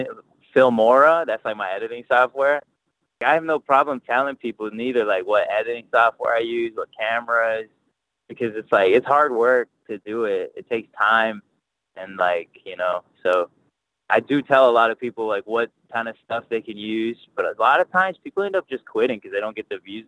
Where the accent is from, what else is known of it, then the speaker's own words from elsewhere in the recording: Houston, Texas, United States; also born or lived in Katy, Texas; I was born in Houston. I lived there. I was like 10 or something like that. Then I moved to Katy, and now I'm back in Houston